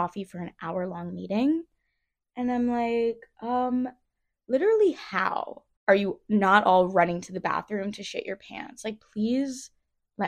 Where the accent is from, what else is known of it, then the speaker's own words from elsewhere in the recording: Philadelphia, Pennsylvania, United States; I grew up in Philly.